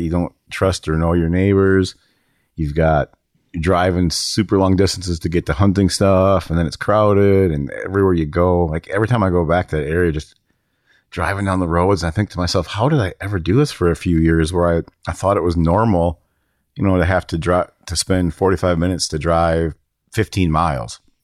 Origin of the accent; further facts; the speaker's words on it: Minnesota, United States; I grew up around it in Minnesota